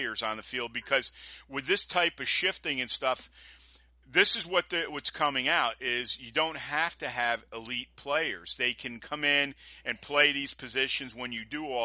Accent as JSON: {"language": "English", "region": "New York", "country": "United States", "said": "being a New Yorker"}